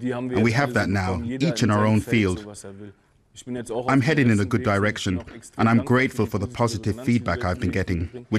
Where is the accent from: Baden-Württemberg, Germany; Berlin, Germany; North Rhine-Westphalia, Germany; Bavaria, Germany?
Berlin, Germany; also born or lived in Wedding, Berlin; from Berlin, rapper.